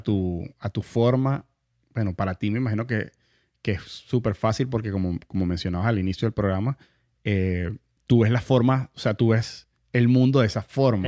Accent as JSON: {"language": "Spanish", "country": "Venezuela", "said": "nosotros los venezolanos"}